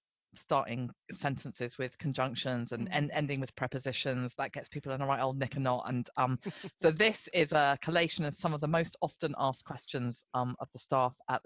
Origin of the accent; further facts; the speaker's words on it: Amersham, South East England, United Kingdom; I was born in Amersham.